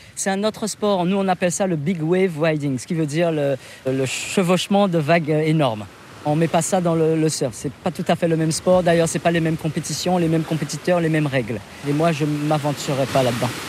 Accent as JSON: {"language": "French", "country": "Guadeloupe", "tie": "born or raised there", "said": "je suis natif de Guadeloupe"}